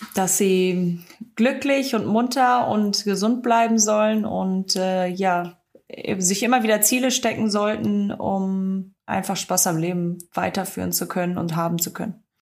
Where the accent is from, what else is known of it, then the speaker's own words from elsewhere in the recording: the Ruhr, North Rhine-Westphalia, Germany; komme aus dem Pott, also da habe ich nicht so viele Möglichkeiten